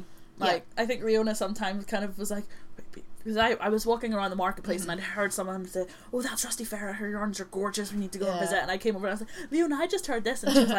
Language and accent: English; Ireland; We're both Irish